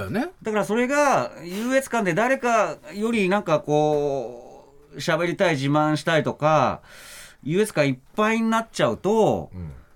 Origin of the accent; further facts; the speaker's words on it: Nagano, Japan; 僕も長野出身ですから